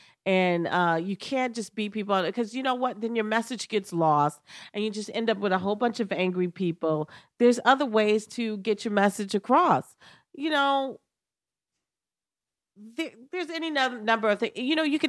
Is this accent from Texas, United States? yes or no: no; New York, United States; Yeah, because I'm a New Yorker.